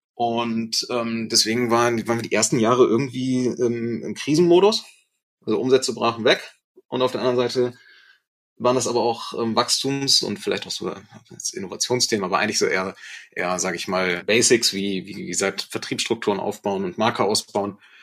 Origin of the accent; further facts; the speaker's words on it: Germany; also born or lived in Osnabrück, Lower Saxony; wir sind ja Deutsche, wir haben auch diese deutsche Kultur einfach inne